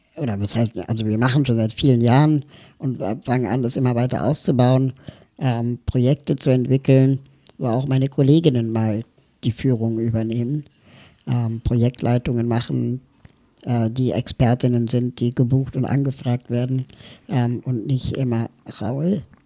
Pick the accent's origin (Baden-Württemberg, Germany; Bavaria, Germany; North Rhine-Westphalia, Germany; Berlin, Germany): Berlin, Germany; ich komme aus Berlin